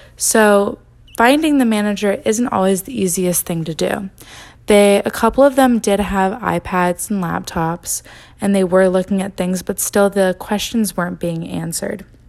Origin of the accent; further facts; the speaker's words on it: Greenville, North Carolina, United States; my hometown, which is Greenville, North Carolina, and eastern part of it